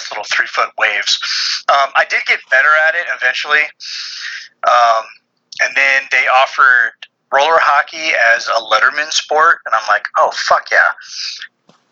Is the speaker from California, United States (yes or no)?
yes; Central Valley, California, United States; now in Texas, United States; where I grew up in California was in the Central Valley